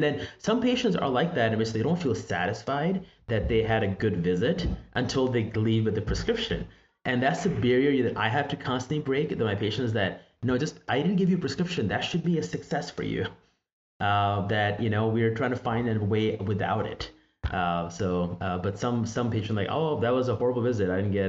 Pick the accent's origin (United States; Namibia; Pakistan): Pakistan; moved away; I think of my background, because I grew up in Pakistan, And, you know, we call that Hakim.